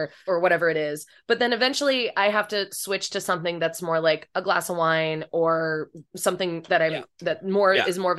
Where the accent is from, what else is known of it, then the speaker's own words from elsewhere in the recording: Chicago, Illinois, United States; I'm from Chicago